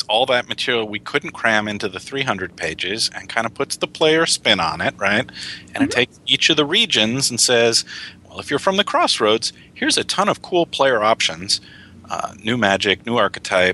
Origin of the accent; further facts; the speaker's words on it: Illinois, United States; I grew up in the Midwest in Illinois